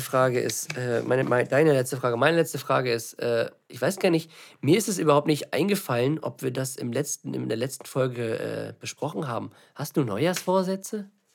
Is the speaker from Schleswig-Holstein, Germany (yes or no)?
yes; Lübeck, Schleswig-Holstein, Germany; also born or lived in Eutin; ich bin hier in der Nähe aufgewachsen, diese Stadt, ne, in Lübeck hat mich geprägt